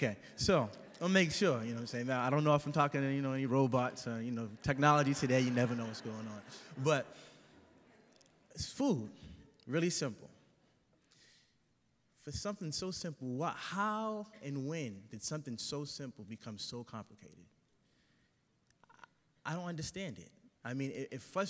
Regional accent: Boston, Massachusetts, United States; I'm from Dorchester, Massachusetts. It's an inner city community in Boston. And I grew up there

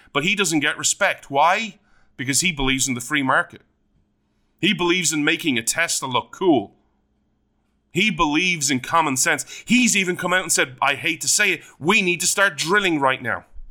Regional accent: Ireland

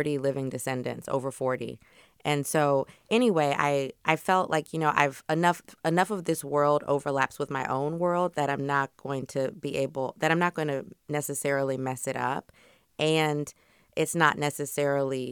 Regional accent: Louisiana, United States; I'm also from Louisiana

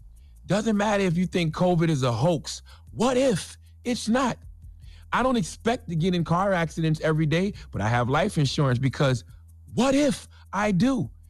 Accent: United States; I'm not appalled by Shauna and Betty. I'm not disgusted by Shauna and Betty. I'm just American.

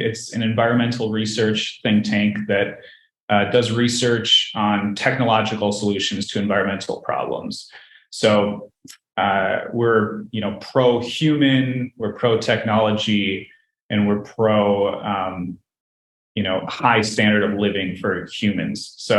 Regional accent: Minnesota, United States; moved away as an adult; also born or lived in Wisconsin; I'm from Minnesota, and so we had, you know, we have all of the kinds of weather.

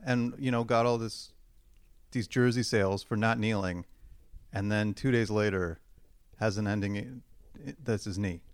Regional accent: Hamilton, Ontario, Canada; now in Toronto, Canada; growing up in Hamilton

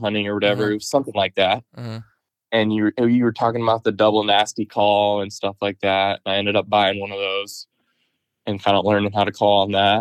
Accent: Hilmar, near Turlock, California, United States; I grew up in Houston, which is just outside of Turlock, like a small little farm town

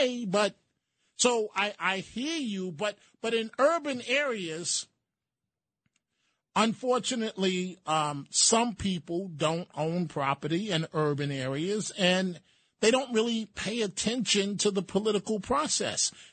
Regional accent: New York City, New York, United States; when I was growing up in the Bronx

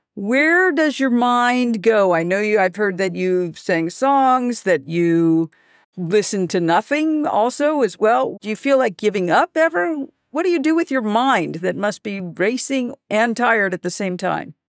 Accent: New York, United States; I'm a New Yorker.

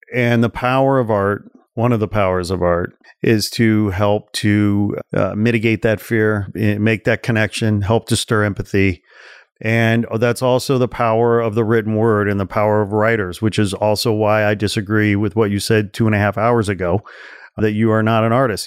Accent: 40 miles outside of Chicago, Illinois, United States; I grew up 40 miles outside of Chicago

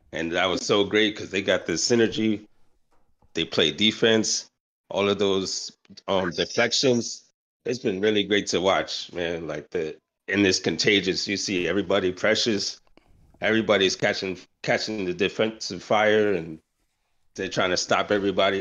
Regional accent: New York City, New York, United States; now in Georgia, United States; I'm originally from the Bronx

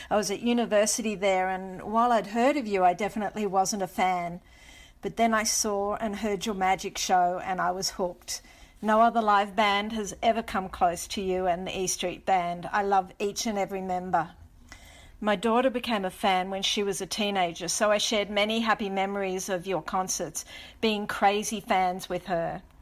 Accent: Sydney, New South Wales, Australia; I'm from Sydney, Australia.

